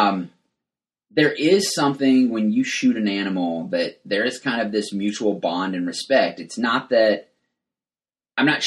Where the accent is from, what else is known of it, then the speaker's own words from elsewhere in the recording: West Texas, United States; I grew up in West Texas